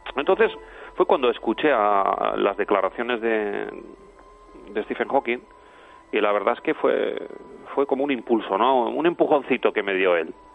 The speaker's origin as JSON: {"language": "Spanish", "town": "Pamplona", "region": "Navarre", "country": "Spain", "tie": "born or raised there", "said": "yo vivo en Pamplona y yo recuerdo mi niñez, eh, bueno, en Pamplona nevaba"}